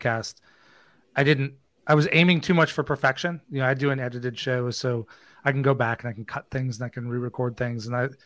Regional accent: just north of Des Moines, Iowa, United States; I grew up in Iowa, just north of Des Moines

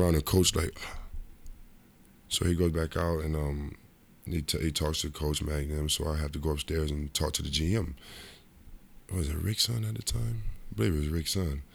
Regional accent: Rochester, New York, United States; moved away; also born or lived in Cincinnati; my hometown, Rochester, New York

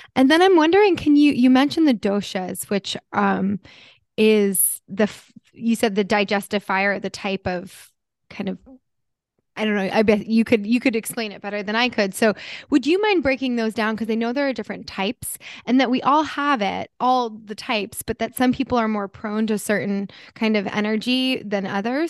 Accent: New Jersey, United States; growing up in Jersey

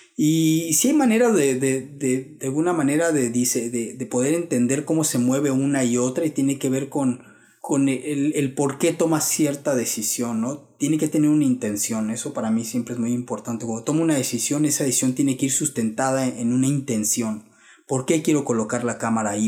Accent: Mexico; como mexicanos tenemos

